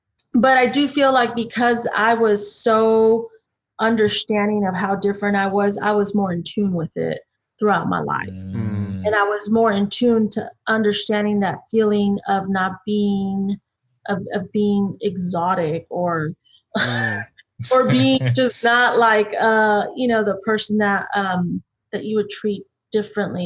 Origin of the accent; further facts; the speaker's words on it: Austin, Texas, United States; growing up in Texas, in Austin specifically